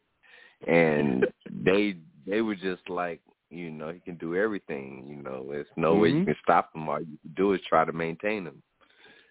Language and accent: English; Fayetteville, North Carolina, United States; I'm from Fayetteville, North Carolina